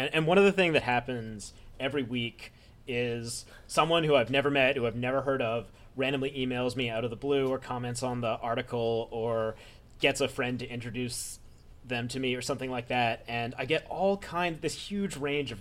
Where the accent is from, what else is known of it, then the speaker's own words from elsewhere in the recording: New York City, New York, United States; I was a lonely little baby nerd when I was growing up in New York City